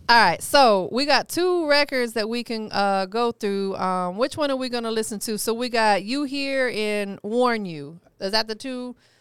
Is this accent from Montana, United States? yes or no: no; Florida, United States; I'm from Florida